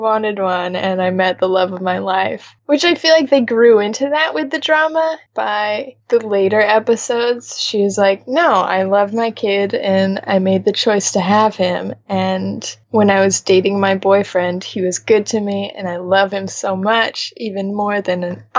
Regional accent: United States; as an American

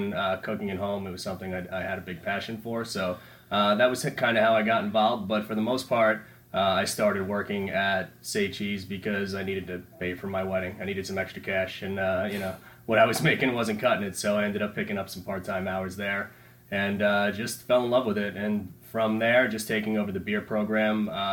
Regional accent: Patchogue, New York, United States; I grew up in Patchogue.

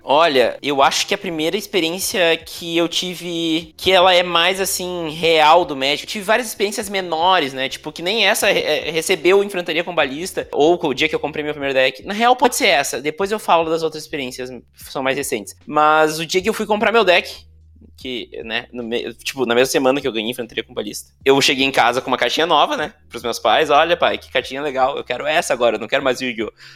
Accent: Montenegro, Rio Grande do Sul, Brazil; eu me criei e cresci, criado e moro em Montenegro, no Rio Grande do Sul

